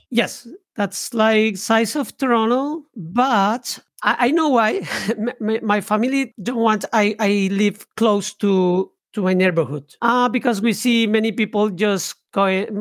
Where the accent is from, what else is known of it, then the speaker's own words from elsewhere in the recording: Bogotá, Colombia; moved away; I was born in, in Bogota, it's the capital of Colombia.